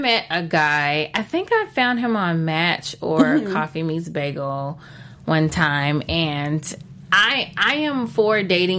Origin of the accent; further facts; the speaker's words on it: Texas, United States; moved away; I'm not from California culture. Okay. I'm from Texas.